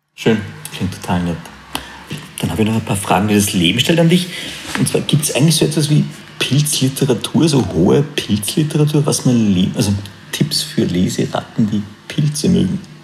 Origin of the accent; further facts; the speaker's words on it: Austria; bei uns in Österreich